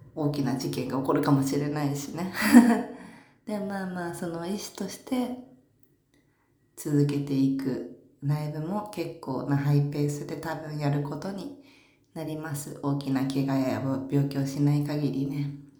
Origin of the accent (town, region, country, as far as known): Saitama, Japan; born or raised there; now in Tokyo, Japan